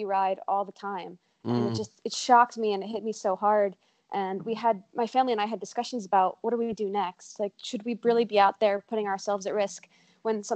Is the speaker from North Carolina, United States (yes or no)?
yes; Cary, North Carolina, United States; I'm from Cary, North Carolina